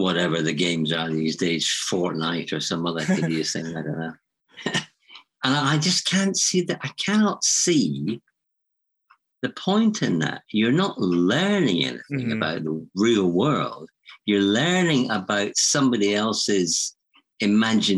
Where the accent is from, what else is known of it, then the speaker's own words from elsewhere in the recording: Edinburgh, Scotland, United Kingdom; I grew up in Edinburgh